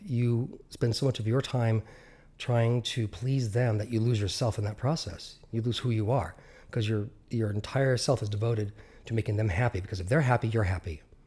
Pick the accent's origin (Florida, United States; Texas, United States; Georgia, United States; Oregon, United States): Oregon, United States; Central; also born or lived in Southern California; we moved out of Southern California to, uh, Central Oregon